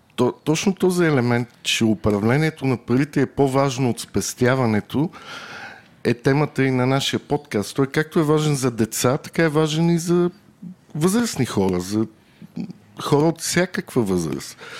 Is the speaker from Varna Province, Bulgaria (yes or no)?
yes; Varna, Varna Province, Bulgaria; Аз съм от Варна